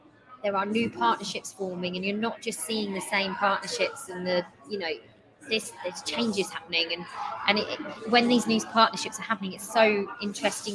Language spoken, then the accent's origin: English; Newcastle upon Tyne, North East England, United Kingdom; I was born in Newcastle, so I'm a Newcastle fan